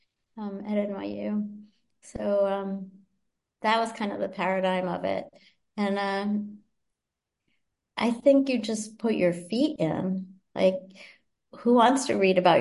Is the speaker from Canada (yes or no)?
no; Boston, Massachusetts, United States; I grew up in Boston